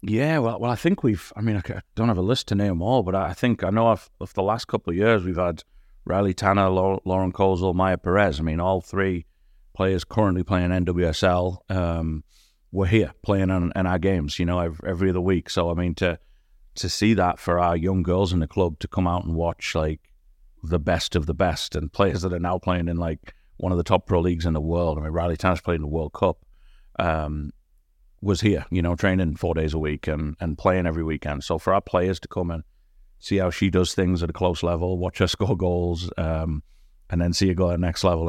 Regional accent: near Durham, North East England, United Kingdom; moved away as an adult; also born or lived in Newcastle; now in West Michigan, United States; I grew up in, um, a place just outside of Durham, uh, which is northeast England

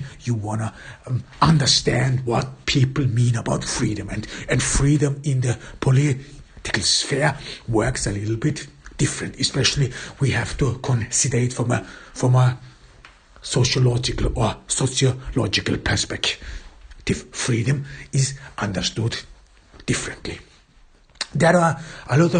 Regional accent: Austria; in my home country, in Austria

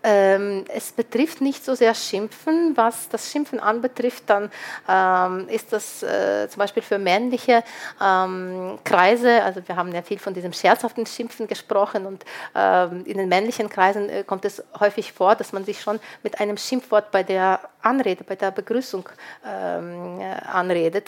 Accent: Lviv, Lviv Oblast, Ukraine; moved away; ich stamme aus Lviv, Lemberg, eine multikulturelle Stadt

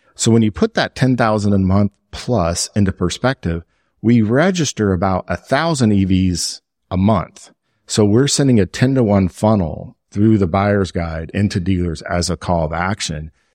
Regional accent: Lago Vista, Texas, United States; also born or lived in Iowa; I was raised in Lago Vista, which is a little past Leander

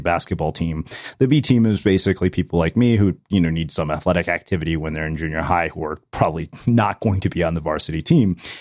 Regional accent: Texas, United States; I grew up in Texas

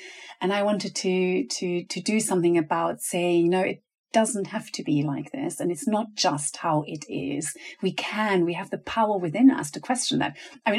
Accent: Venezuela; also born or lived in Germany; And I remember that moment of moving with my family from Germany to Venezuela. My parents are teachers

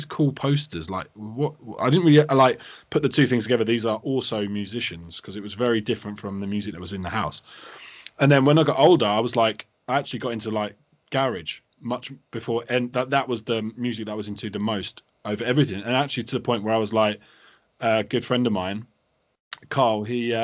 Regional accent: England, United Kingdom; I grew up sort of outside of London.

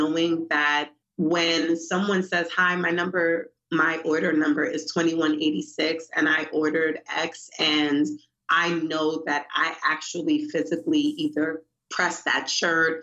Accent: New York City, New York, United States; now in Baltimore, United States; I'm from Brooklyn, New York.

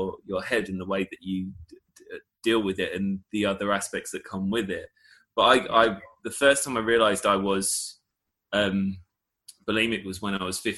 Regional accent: Essex, East of England, United Kingdom; growing up in Essex

